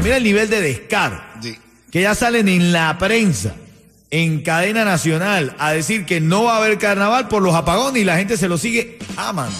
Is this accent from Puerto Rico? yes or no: no; Venezuela; now in Miami, United States; como venezolano